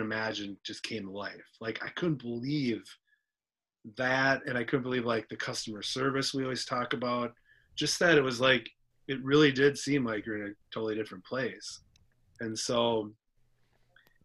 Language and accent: English; Minnesota, United States; I grew up in Minnesota